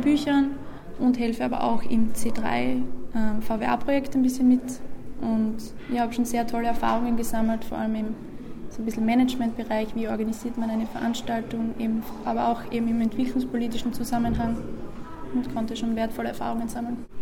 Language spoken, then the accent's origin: German; Seckau, Styria, Austria; in meiner Heimatgemeinde Seckau